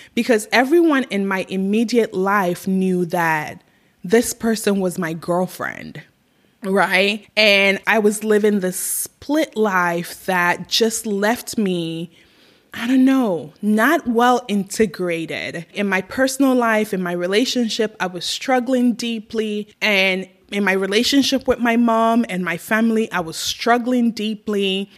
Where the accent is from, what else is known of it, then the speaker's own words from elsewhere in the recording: Ghana; moved away as an adult; now in United States; I was raised in Ghana and I lived in Ghana till I was 21 years old. I left at 21, I moved to the US